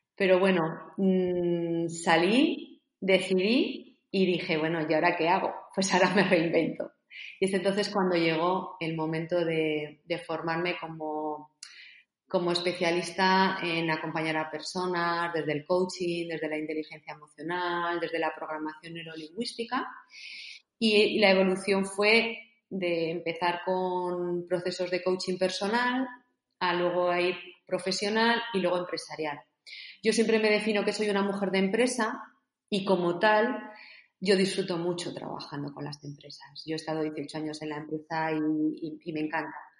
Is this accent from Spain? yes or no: yes; Zaragoza, Aragon, Spain; Yo soy de Zaragoza y salíamos fuera de, nuestra ciudad a hacer deporte